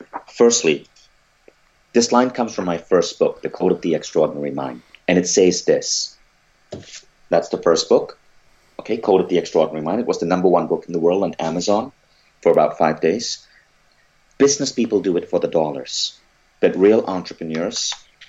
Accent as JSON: {"language": "English", "country": "Malaysia", "tie": "born or raised there", "said": "I grew up in Malaysia"}